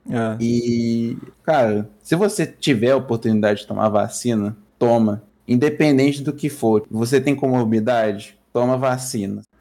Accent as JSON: {"language": "Portuguese", "country": "Brazil", "said": "a gente é brasileiro"}